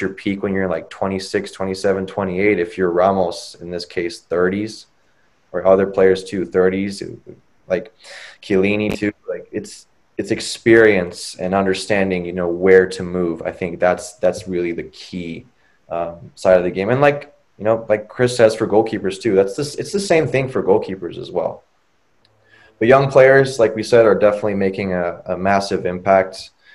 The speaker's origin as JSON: {"language": "English", "country": "United States", "said": "as an American"}